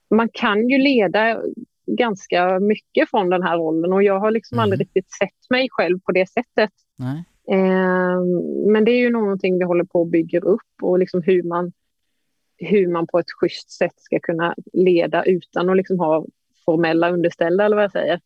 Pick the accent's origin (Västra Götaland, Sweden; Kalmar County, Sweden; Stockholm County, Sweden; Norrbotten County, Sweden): Kalmar County, Sweden; Emmaboda; från Emmaboda, ja. lokalt småländskt eh, knegarsamhälle.